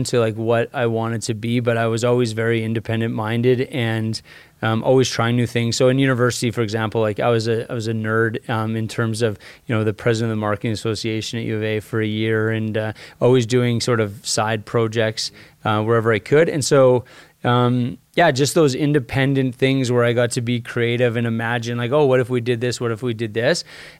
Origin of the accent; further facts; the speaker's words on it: Red Deer, Alberta, Canada; So I grew up in Red Deer, Alberta. So an hour and a half north of here.